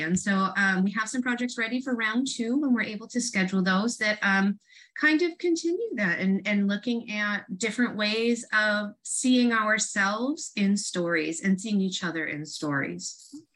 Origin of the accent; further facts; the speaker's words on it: Rochester, New York, United States; moved away as an adult; also born or lived in Syracuse, New York; now in Southern California, United States; I'm from Rochester and went to graduate school in Syracuse